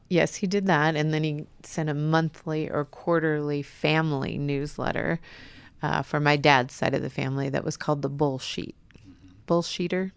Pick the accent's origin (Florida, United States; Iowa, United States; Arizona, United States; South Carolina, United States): Iowa, United States; moved away as an adult; also born or lived in Fort Ord, California / Fort Hood, Texas / Santa Barbara, California; found out I was from Iowa